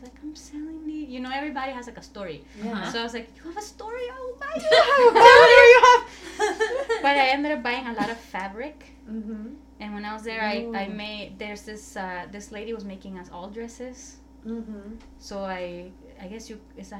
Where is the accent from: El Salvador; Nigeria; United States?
El Salvador; moved away; I was like from El Salvador.